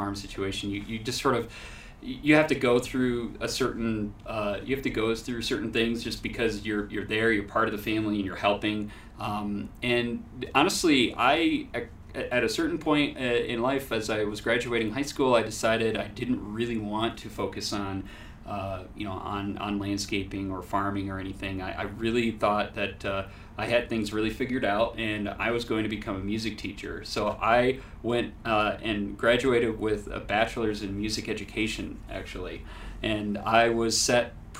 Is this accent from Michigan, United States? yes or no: yes; Hart, Michigan, United States; I grew up in Hart, Michigan, actually more specifically Crystal Valley, which is really off in the middle of nowhere, but I grew up on a family farm